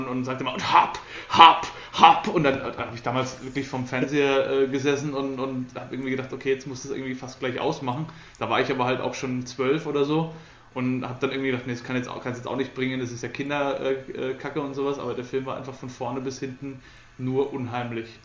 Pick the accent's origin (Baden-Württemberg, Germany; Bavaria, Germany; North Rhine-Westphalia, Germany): Bavaria, Germany; Coburg; bei uns in Coburg